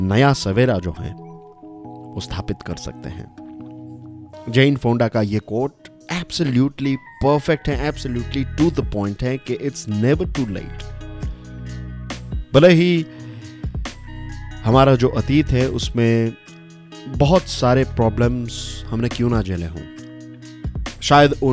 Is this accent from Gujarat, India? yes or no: yes; Gujarat, India; basically मैं गुजरात से हूँ और गुजराती में एक बहुत ही फेमस कहावत है